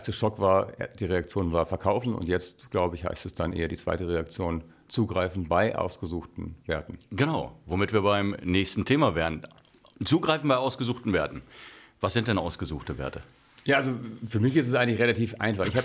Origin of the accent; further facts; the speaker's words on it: Germany; ich bin ja hier in Deutschland aufgewachsen, wir haben sowas nicht.